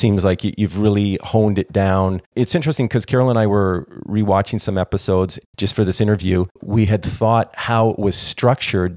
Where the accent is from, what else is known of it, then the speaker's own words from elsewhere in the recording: Toronto, Ontario, Canada; I grew up in Toronto, Canada